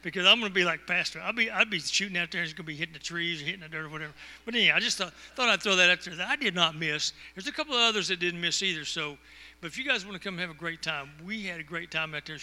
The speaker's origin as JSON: {"language": "English", "region": "Texas", "country": "United States", "said": "I am from Texas"}